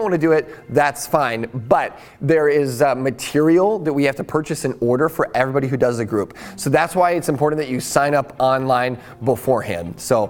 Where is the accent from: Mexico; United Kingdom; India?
United Kingdom; Scotland; you might hear someone yelling kind of strange things that you might not be accustomed to because I'm a Scottish golfer.